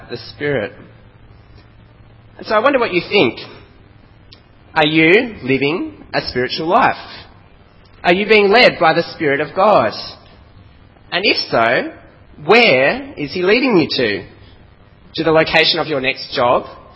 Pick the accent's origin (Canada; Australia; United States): Australia; accent: strong Aussie; my strong Aussie accent